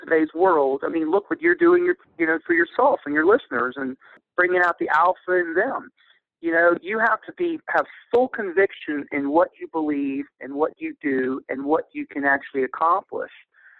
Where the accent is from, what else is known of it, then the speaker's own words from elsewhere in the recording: Ohio, United States; I was originally from Ohio, but really a military brat.